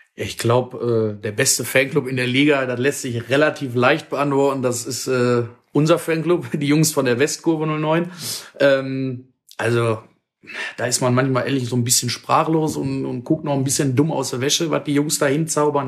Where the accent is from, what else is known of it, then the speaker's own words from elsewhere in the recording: Dinslaken, North Rhine-Westphalia, Germany; ich komme aus Dienstlaken, bin dort auch geboren, aufgewachsen, lebe da mein ganzes Leben.